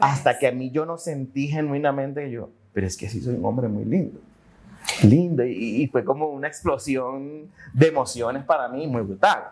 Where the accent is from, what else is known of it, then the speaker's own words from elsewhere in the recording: Maturín, Monagas, Venezuela; moved away as an adult; also born or lived in Caracas, Venezuela / France / Panama; now in Colombia; nací en una ciudad que se llama Maturín, en Venezuela. Entonces, nada, este, crecí ahí, estudié ahí